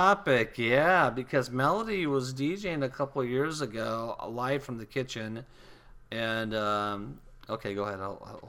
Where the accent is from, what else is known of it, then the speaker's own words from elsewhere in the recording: California, United States; moved away; I come from California